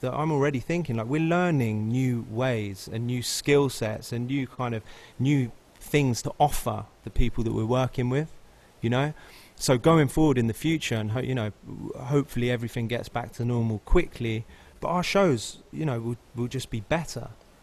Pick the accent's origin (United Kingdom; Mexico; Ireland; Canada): United Kingdom; now in Los Angeles, United States; And I'm British.